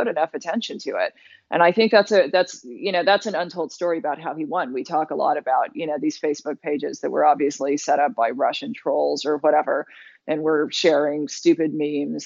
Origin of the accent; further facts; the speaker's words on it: London, United Kingdom; now in United States; as a British citizen